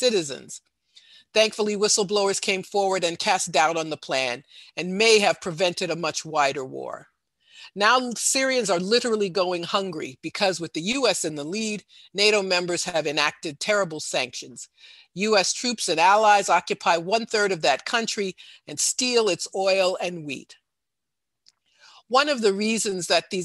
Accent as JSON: {"language": "English", "country": "United States", "said": "I'm a USian"}